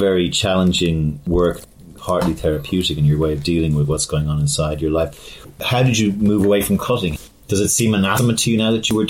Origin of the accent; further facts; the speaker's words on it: Ireland; I was growing up in Ireland at this time